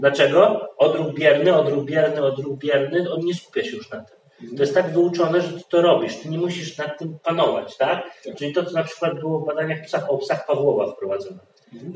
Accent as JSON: {"language": "Polish", "country": "Poland", "tie": "born or raised there", "said": "jestem Polakiem i się urodziłem w Polsce"}